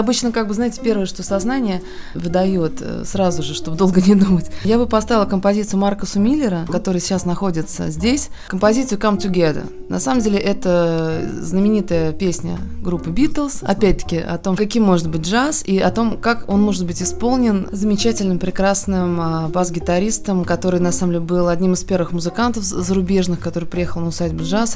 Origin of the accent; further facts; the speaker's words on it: Moscow, Russia; Я хотя сама москвичка в пятом поколении